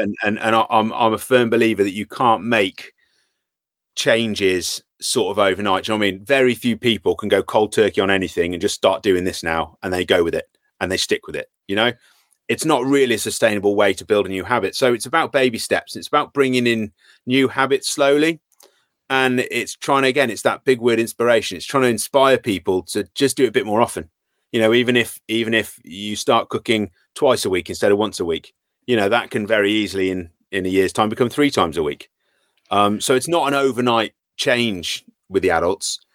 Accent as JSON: {"language": "English", "town": "Worcester", "region": "West Midlands", "country": "United Kingdom", "moved": "as an adult", "lives_now": "Shrewsbury, United Kingdom", "said": "from Worcester originally."}